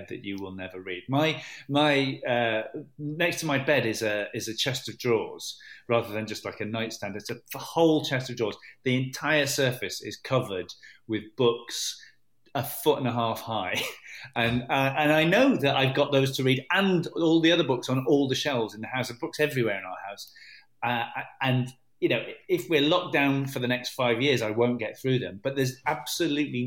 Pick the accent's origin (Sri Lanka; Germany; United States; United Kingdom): United Kingdom; Manchester, North West England; also born or lived in Cardiff / Hackney; I was brought up in Manchester